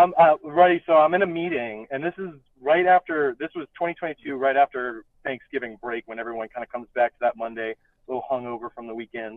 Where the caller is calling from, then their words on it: Oregon, United States; I'm calling from Oregon right now